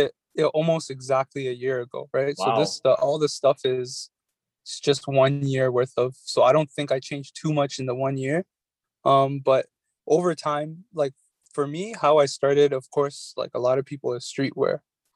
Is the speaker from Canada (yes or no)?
yes; Toronto, Ontario, Canada; I'm from Toronto